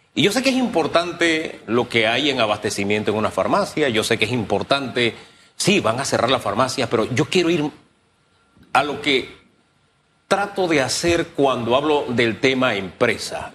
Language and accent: Spanish; Panama; como panameños